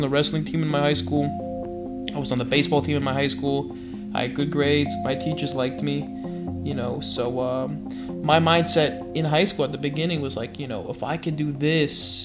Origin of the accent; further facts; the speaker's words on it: New York City, New York, United States; also born or lived in Medellín, Colombia; I grew up in Flushing, Queens, and I was adopted into a Jewish family. Well, I was born in Colombia, in Medellin.